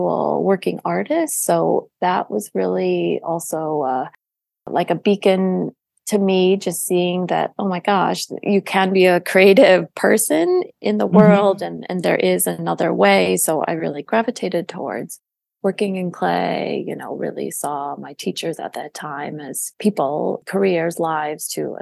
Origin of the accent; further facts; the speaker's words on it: Detroit, Michigan, United States; now in New York, United States; I grew up in Metro Detroit.